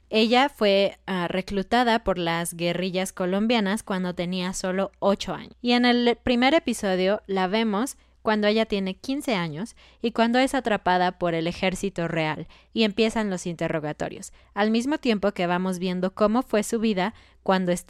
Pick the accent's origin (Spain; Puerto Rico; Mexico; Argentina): Mexico; yo que soy mexicana